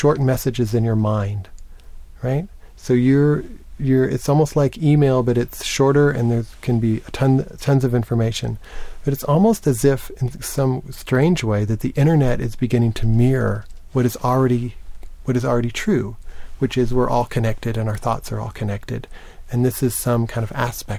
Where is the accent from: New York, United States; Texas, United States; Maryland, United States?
Texas, United States; Lubbock; I grew up in Lubbock, Texas, a small town in West Texas